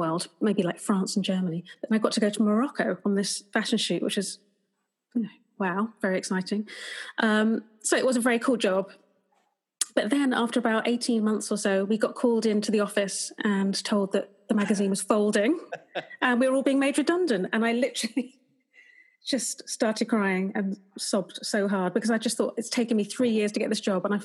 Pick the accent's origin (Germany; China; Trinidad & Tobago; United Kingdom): United Kingdom; Potters Bar, East of England; moved away as an adult; also born or lived in Liverpool; Potter's Bar, my hometown.